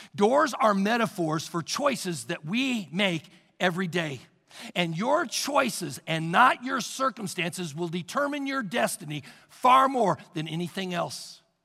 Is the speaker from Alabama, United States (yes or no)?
no; Missouri, United States; moved away; In Missouri, I come from Missouri, they, there's basements everywhere